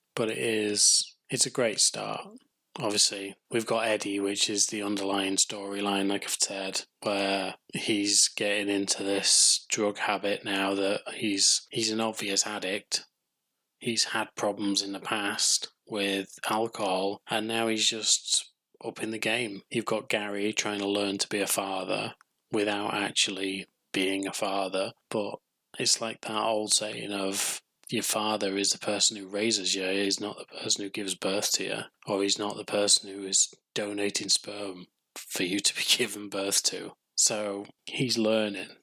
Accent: England, United Kingdom; I'm English, so welcome to my country

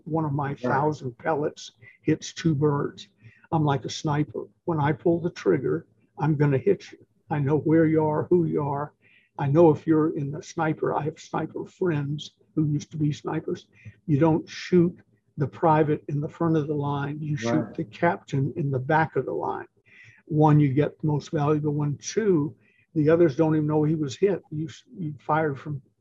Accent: Atlanta, Georgia, United States; I'm from Atlanta

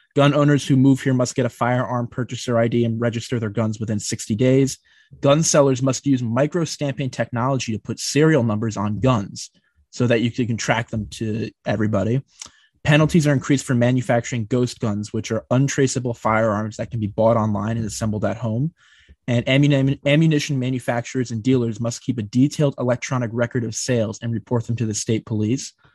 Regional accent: New Jersey, United States; I'm from New Jersey

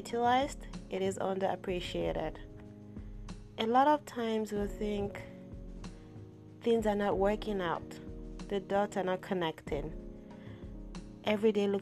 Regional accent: Yorubaland, Nigeria; I am from the Yoruba tribe.

